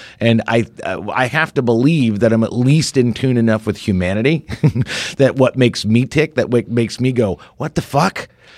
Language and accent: English; Ireland; I'm Irish.